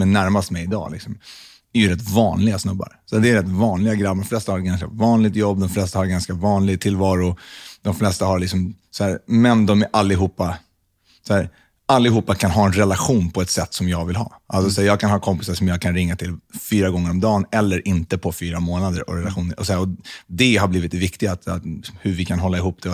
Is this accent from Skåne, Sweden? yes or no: no; Stockholm, Stockholm County, Sweden; Jag växte upp på Södermalm